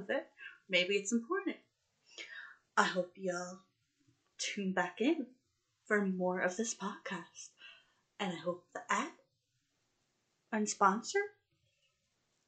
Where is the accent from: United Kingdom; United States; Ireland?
United Kingdom; I am British